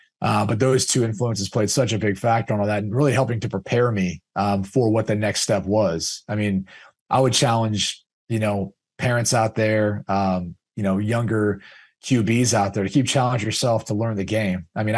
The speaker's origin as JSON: {"language": "English", "town": "Columbus", "region": "Ohio", "country": "United States", "tie": "born or raised there", "said": "I grew up obviously in Columbus, Ohio, right outside of Ohio State."}